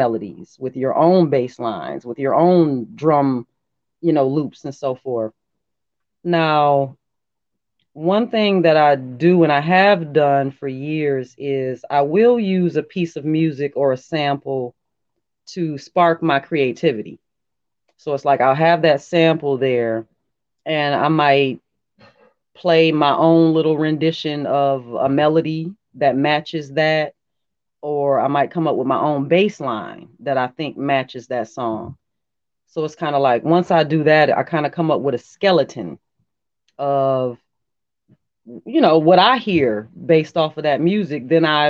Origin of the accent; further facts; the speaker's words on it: Detroit, Michigan, United States; You know, I'm kind of gutter. I'm kind of from Detroit, you know.